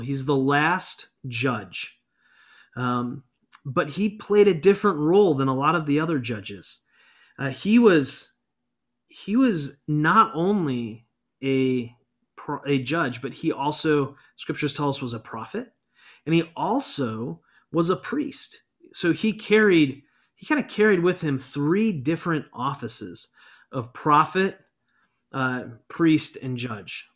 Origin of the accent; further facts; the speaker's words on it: United States; as American Christians